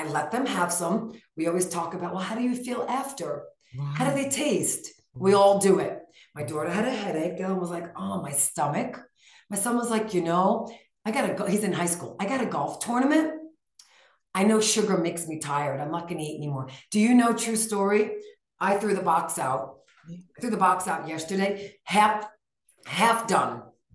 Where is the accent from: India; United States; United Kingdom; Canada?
United States; New York; now in Flagstaff, United States; We're from New York, where we live in Flagstaff now.